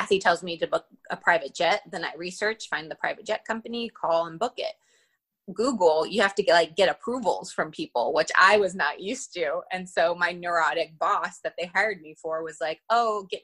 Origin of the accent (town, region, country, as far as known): Northern California, United States; born or raised there; moved away as an adult